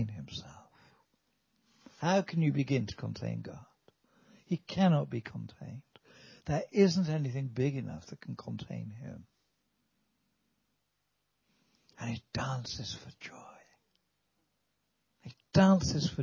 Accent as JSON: {"language": "English", "region": "Wales", "country": "United Kingdom", "said": "we're from Wales"}